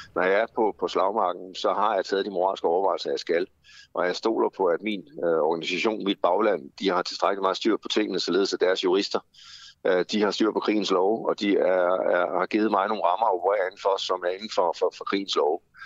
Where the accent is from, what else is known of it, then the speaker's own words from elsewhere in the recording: Denmark; som danske blegefiser